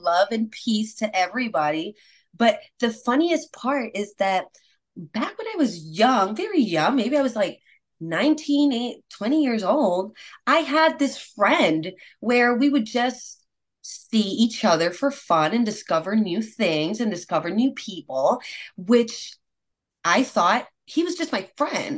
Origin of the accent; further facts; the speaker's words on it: Puerto Rico; moved away as an adult; now in United States; Yes, I was born and raised in Puerto Rico. What? I've only been in United States for about eight years now